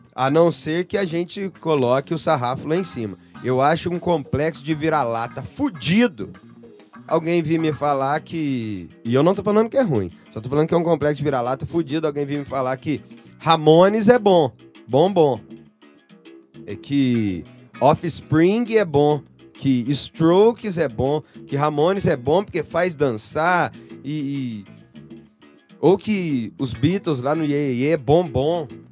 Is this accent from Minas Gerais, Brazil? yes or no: yes; Elói Mendes, Minas Gerais, Brazil; Eu sou de Eloy Mendes, Minas Gerais